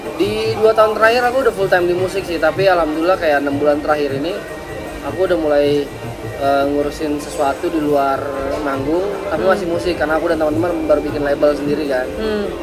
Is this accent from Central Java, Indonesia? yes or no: no; Jakarta, Indonesia; Saya asli kalau orang tua sih dari Sumatera Tapi lahir dan tumbuh besar di Jakarta